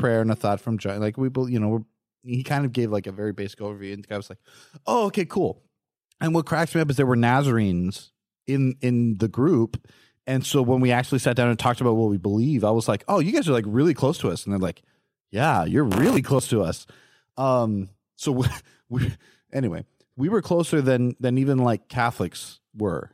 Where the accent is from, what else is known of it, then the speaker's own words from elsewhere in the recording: California, United States; Growing up in California